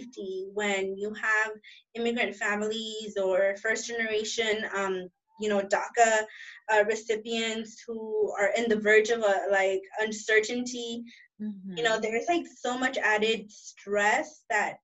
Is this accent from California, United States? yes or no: yes; Los Angeles, California, United States; throughout my childhood and teenhood living here in South